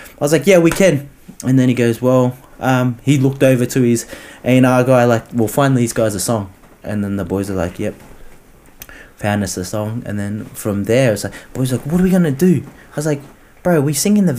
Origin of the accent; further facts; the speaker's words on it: Orange, New South Wales, Australia; I'm a local boy born and raised in Orange